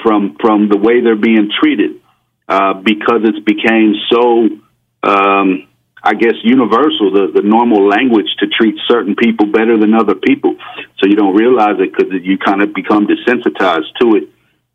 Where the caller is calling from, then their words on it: Coral Springs, Florida, United States; I'm calling from Coral Springs, Florida.